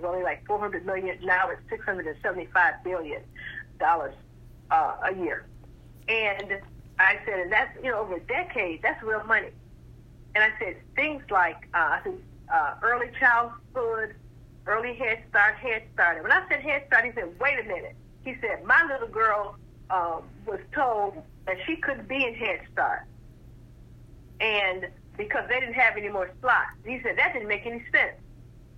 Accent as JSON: {"language": "English", "region": "South Florida", "country": "United States", "also_born_or_lived": "Chicago", "moved": "yes", "said": "I am from South Florida, I started my census career in Chicago."}